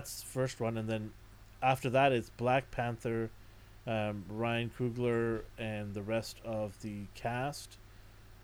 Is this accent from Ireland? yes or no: no; Canada; I'm Canadian.